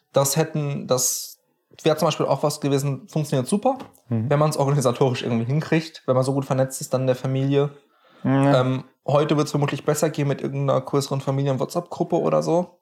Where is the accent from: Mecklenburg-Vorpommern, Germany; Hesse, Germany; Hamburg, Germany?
Hesse, Germany; near the Knüll; wo ich aufgewachsen bin, da gibt es so, so ein möchte gern Berg, nenne ich es mal, den mhm. Knüll oder das Knüllköpfchen